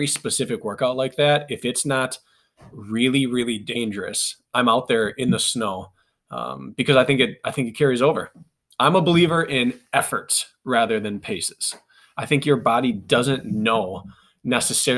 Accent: Wisconsin, United States; I'm from Wisconsin. So we kind of grew up doing this.

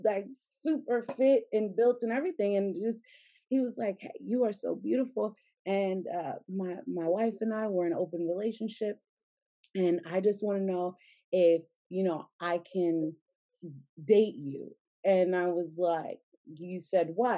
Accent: United States; I'm American

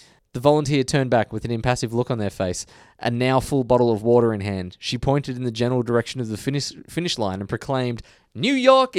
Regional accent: Melbourne, Victoria, Australia; I am from Melbourne.

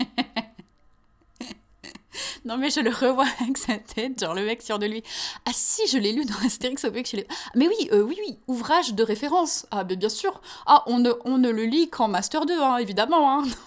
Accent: France; moved away; also born or lived in Canada; nous en tant que Français de France

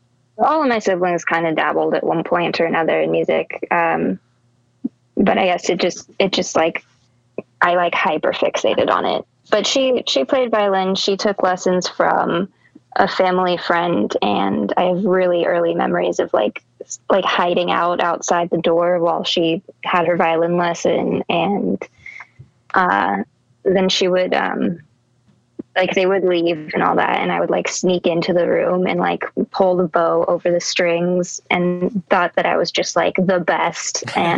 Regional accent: Long Beach, California, United States; born there; also born or lived in Texas; I was born in Long Beach, California. Family, I grew up in a huge family. I have seven siblings, I think. We lived in a travel trailer for a while, ended up in Texas, and from there I moved to Austin and started doing music.

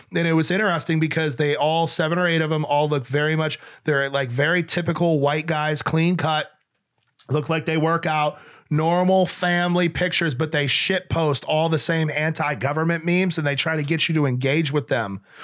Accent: Western New York, United States; also born or lived in Nashua, New Hampshire; Western New York

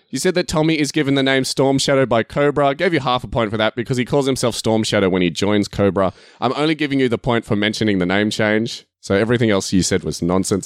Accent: Australia; I'm Australian

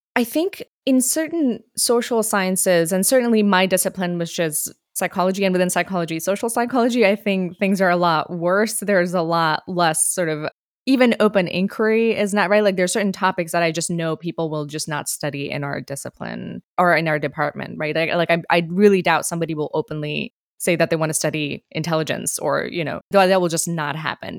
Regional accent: India; moved away as an adult; now in United States; I grew up in India, and when I went to the U S

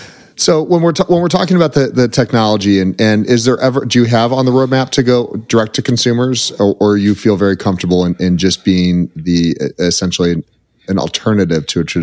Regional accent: United States; I'm from the United States

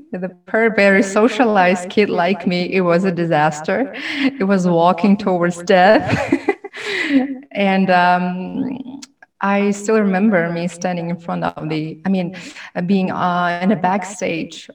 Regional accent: Tashkent, Uzbekistan; English is a second language; moved away as an adult; also born or lived in Termez, Uzbekistan / Malaysia / Nashville, Tennessee; now in New York, United States; I'm from Tashkent, Uzbekistan. I moved to New York in 2015. It's almost 6 years ago. Wow, time flies. And I grew up and raised in Tashkent.

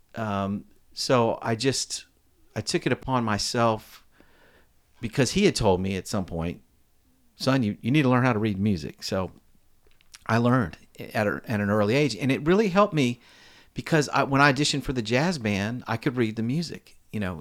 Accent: Alexandria, Virginia, United States; now in Nashville, United States; I was born in Alexandria, Virginia

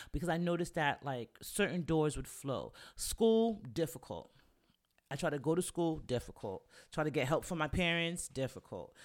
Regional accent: New York, United States; moved away as an adult; also born or lived in Virginia; I went to school in Virginia, and I'm from New York

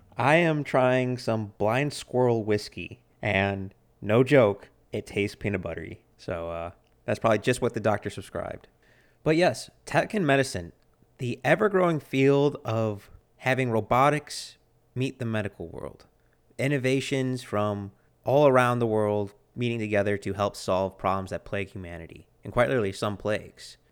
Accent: United States; I'm an American

